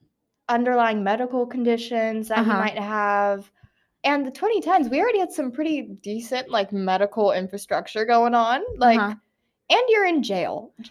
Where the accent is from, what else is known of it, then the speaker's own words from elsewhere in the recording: Washington, United States; now in Georgia, United States; I'm from Washington.